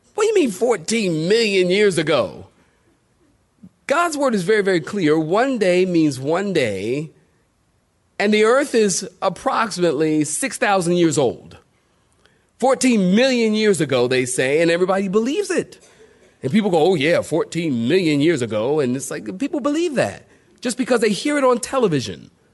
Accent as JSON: {"language": "English", "country": "United States", "said": "I'm from America."}